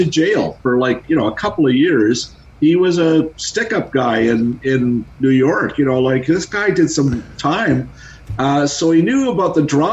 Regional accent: Toronto, Ontario, Canada; growing up in Etobicoke

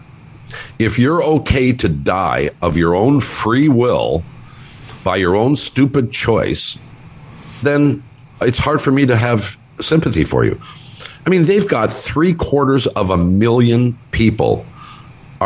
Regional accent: United States; as an American

